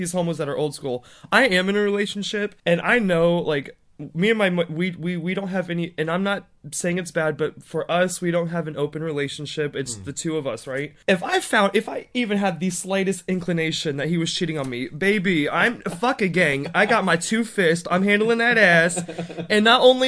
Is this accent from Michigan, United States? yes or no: no; Fort Myers, Florida, United States; moved away as an adult; also born or lived in Orlando, Florida; now in China; I was actually born in Southwest Florida. I tell everybody I'm from Miami, but I'm not, because everybody knows Miami. That's the closest, biggest city to where I'm from. But I was actually born in Fort Myers, Florida